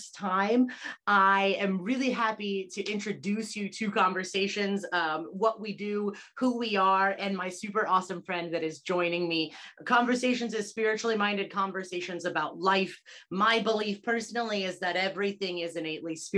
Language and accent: English; United States; also born or lived in Olean, New York; being American is a part of my context